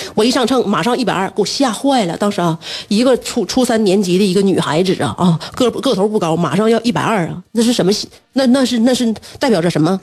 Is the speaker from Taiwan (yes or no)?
no; China; 我们本身来自于一个烤串儿大国